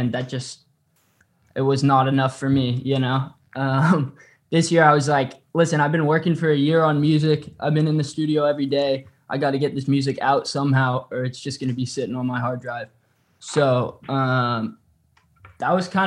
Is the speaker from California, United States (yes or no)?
yes; California, United States; I grew up in California. I'm a California boy.